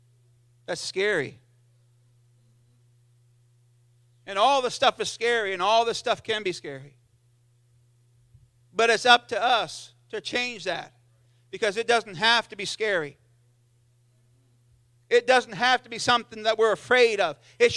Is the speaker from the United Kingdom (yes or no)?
yes; South East England, United Kingdom; And I remember feeling the power of God in Sunday school and growing up in Sussex.